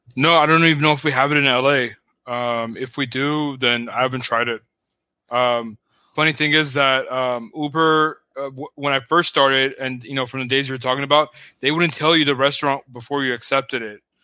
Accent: Pasadena, California, United States; also born or lived in Hollywood, Los Angeles / West San Fernando Valley; the first half of my life, I grew up in Pasadena.

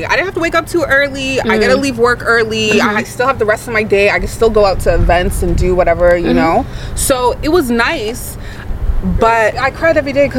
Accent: Canada; moved away as an adult; also born or lived in Lagos, Nigeria; I was born and raised in Canada

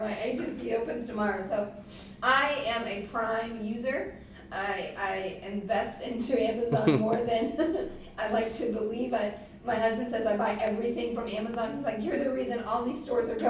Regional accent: Pittsburgh, Pennsylvania, United States; now in The Woodlands, United States; I'm from Pittsburgh and I've never changed it

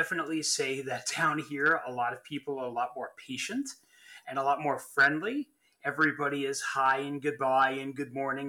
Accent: Long Island, New York, United States; moved away as an adult; I'm from Long Island

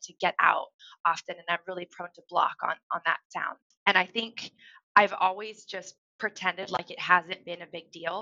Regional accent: Central Oregon, United States; also born or lived in California; When we moved from California to Oregon

